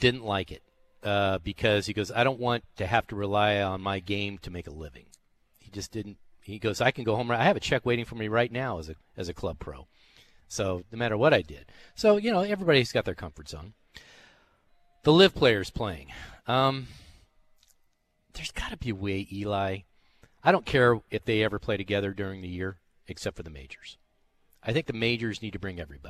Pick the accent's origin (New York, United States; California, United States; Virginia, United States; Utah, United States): California, United States; Orange County; moved away; I grew up in Orange County